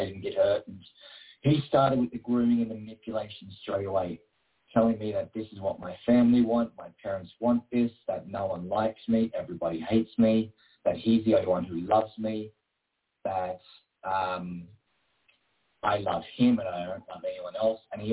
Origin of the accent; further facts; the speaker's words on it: Queanbeyan, New South Wales, Australia; I grew up in a little town called Queanbeyan, which is just outside of Canberra